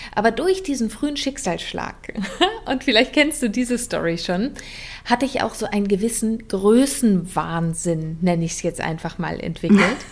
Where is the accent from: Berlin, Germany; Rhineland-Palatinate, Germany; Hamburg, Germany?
Berlin, Germany; accent: Berlinerisch; so bin ich in Berlin aufgewachsen